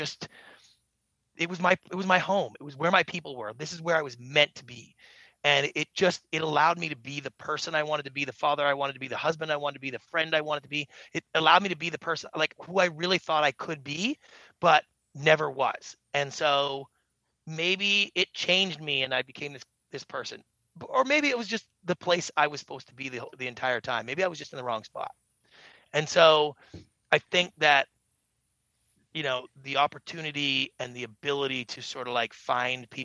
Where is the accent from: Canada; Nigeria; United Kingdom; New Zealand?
Canada; Victoria, British Columbia; moved away as an adult; also born or lived in Los Angeles; I grew up in Victoria, British Columbia, Canada